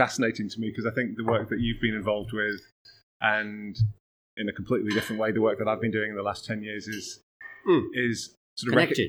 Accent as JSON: {"language": "English", "country": "United Kingdom", "tie": "born or raised there", "said": "my dad's American and my mum's German, but I grew up in Britain"}